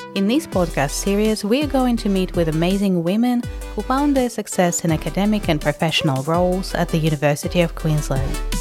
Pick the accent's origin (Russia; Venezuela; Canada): Russia; me being Russian